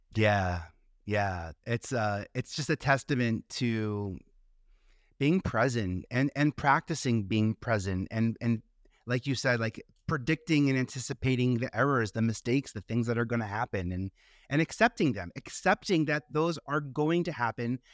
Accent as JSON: {"language": "English", "region": "New York", "country": "United States", "said": "I stayed in New York, uh, I'm a New Yorker"}